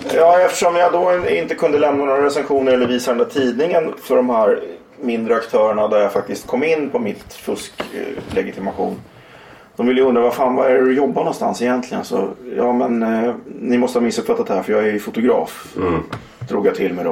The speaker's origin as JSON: {"language": "Swedish", "town": "Huddinge", "region": "Stockholm County", "country": "Sweden", "tie": "born or raised there", "also_born_or_lived": "Kärrtorp, Stockholm", "said": "Ja, Huddinge."}